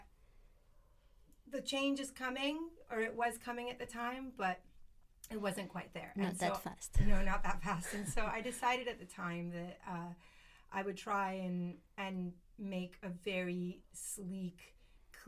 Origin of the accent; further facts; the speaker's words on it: United States; moved away as an adult; also born or lived in Spain; now in Garraf, Spain; I grew up in the States